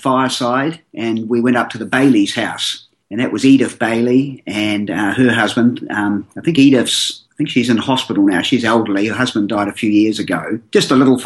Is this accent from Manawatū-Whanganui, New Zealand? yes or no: no; Christchurch, Canterbury, New Zealand; I was raised in Christchurch